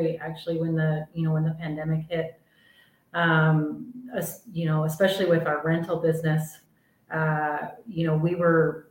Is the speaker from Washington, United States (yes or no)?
yes; Camas, Washington, United States; now in Mazatlán, Mexico; I grew up in Camas